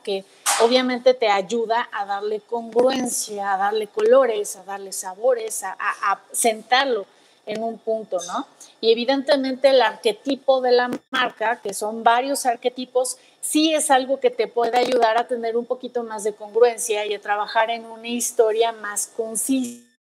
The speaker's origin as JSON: {"language": "Spanish", "country": "Mexico", "said": "como mexicanos"}